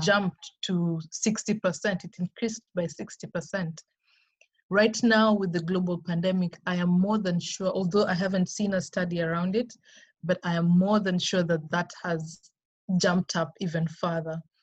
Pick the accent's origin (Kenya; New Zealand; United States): Kenya; We are operating in Kenya. Okay. That's my home country.